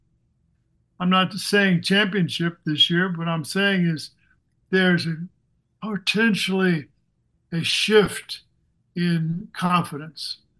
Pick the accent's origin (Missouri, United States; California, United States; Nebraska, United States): Missouri, United States; moved away; also born or lived in New Jersey; I grew up in Missouri